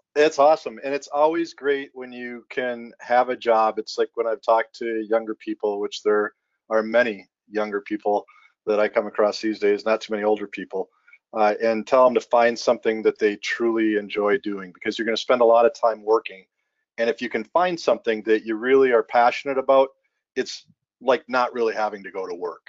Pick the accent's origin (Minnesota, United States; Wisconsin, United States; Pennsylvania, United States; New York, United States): Minnesota, United States; I grew up in Minnesota